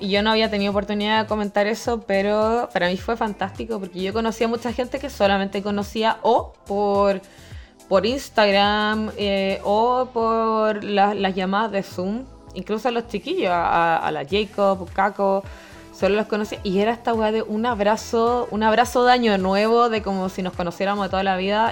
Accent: Viña del Mar, Valparaíso, Chile; moved away as an adult; also born or lived in Germany / Santiago; Yo soy oriunda de Viña del Mar.

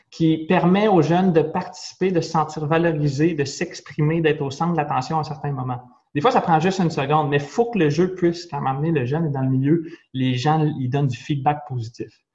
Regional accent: Nicolet, Quebec, Canada; je viens de Nicolette une toute petite ville de policiers

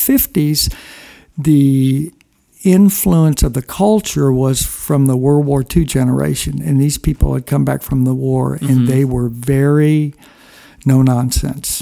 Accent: Houston, Texas, United States; also born or lived in Springfield, Missouri; my family moved to Houston, Texas. And that was an interesting experience to grow up in Texas.

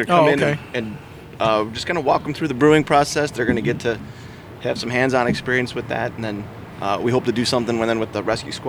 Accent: Huntley, Illinois, United States; And I'm from Huntley. I live 3 minutes down the road.

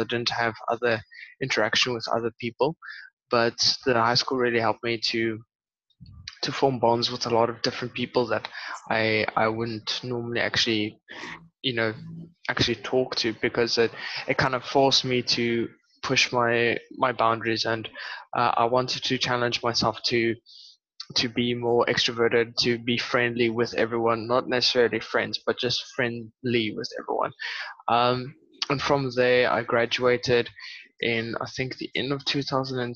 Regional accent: Port Elizabeth, Eastern Cape, South Africa; now in Western Cape, South Africa; I grew up in Port Elizabeth and moved to a small city here in the Western Cape

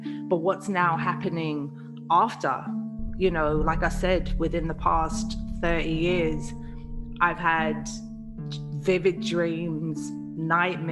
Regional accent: London, United Kingdom; moved away; also born or lived in Liverpool; a house that we used to live in Camberwell, South London, when we were kids.

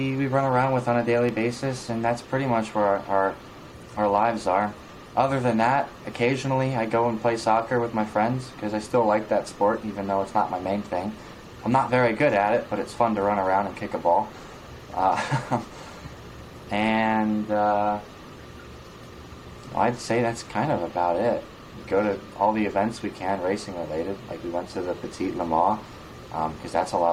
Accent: New York, United States; we're from New York

